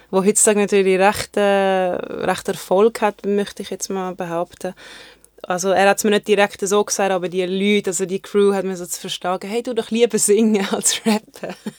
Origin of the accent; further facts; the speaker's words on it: Zurich, Switzerland; also born or lived in Germany / Konstanz / Sigmaringen; ich bin eigentlich in Deutschland geboren und dort bis und mit äh, meinem vierten Lebensjahr gelebt und äh, wir sind dann auf äh, Zürich gezogen.